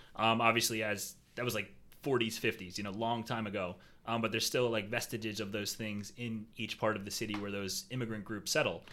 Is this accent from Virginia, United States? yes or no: no; Philadelphia, Pennsylvania, United States; moved away as an adult; now in Jacksonville, United States; I was born and raised in Philly